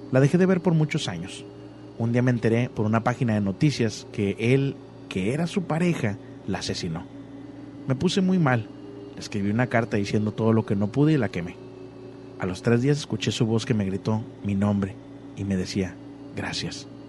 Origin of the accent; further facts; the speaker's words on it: Mexico City, Mexico; Soy de Ciudad de México.